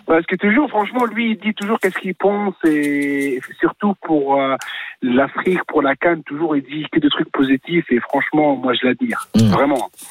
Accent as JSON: {"language": "French", "country": "Tunisia", "said": "je suis tunisien"}